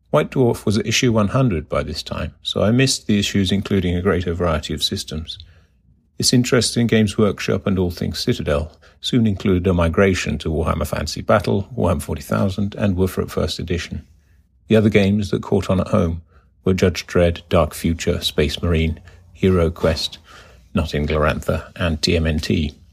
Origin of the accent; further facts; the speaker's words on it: North Rhine-Westphalia, Germany; also born or lived in Finland; I was born in Finland and spent most of my childhood in various nations in Europe. The longest stay of six years or so being in West Germany near Bonn.